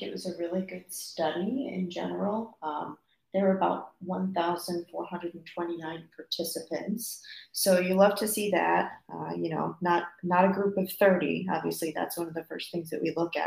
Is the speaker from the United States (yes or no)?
yes; Fort Myers, Florida, United States; moved away as an adult; now in North Carolina, United States; my hometown in Florida, Fort Myers, Florida